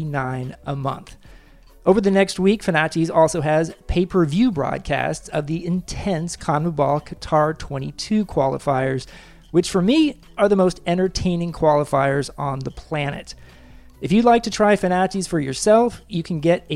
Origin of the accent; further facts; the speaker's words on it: Kansas, United States; moved away; I'm from Kansas originally myself and was a huge Kansas Jayhawks fan growing up